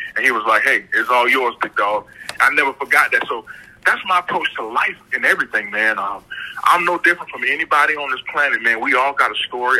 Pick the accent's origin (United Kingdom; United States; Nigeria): United States; Orangeburg, South Carolina; moved away as an adult; also born or lived in New Jersey; I was born and raised in Orangeburg, South Carolina.